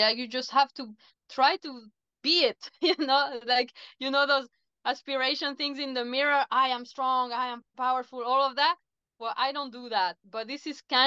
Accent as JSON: {"language": "English", "country": "Chile", "moved": "yes", "said": "I come from Chile"}